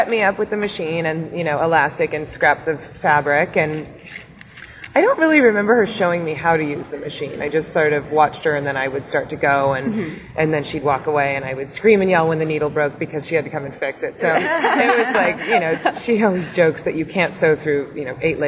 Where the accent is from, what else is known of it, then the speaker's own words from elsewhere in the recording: San Diego, California, United States; I grew up in San Diego.